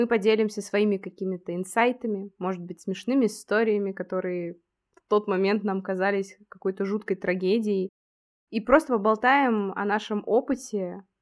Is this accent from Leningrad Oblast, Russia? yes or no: no; Lipetsk, Lipetsk Oblast, Russia; now in Moscow, Russia; Родилась я в Москве, потом после моего рождения мои родители вместе со мной сразу же переехали в Псковскую область. После этого мы снова вернулись в Москву на два года. Потом мы уехали в Липецк, там я окончила школу, и потом я переехала снова в Москву